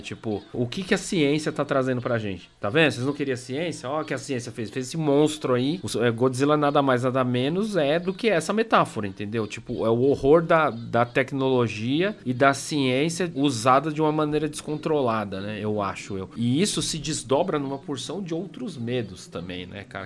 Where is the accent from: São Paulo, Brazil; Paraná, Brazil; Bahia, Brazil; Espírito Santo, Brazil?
São Paulo, Brazil; accent: Paulista Zona Sul; Perdoe a minha pronúncia. É, Paulista Zona Sul